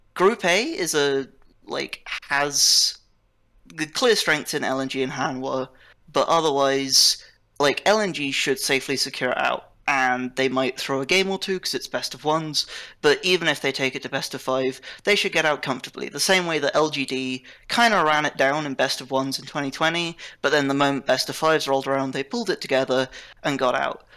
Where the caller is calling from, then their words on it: Oxford, South East England, United Kingdom; I'm calling from uh, Oxford, United Kingdom